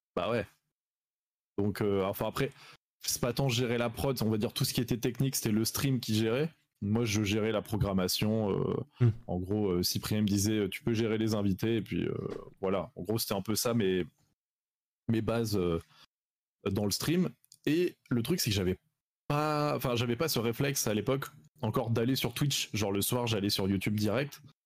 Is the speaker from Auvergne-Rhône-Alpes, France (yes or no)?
no; Salon-de-Provence, Provence-Alpes-Côte d'Azur, France; je viens de Salon de Provence dans le sud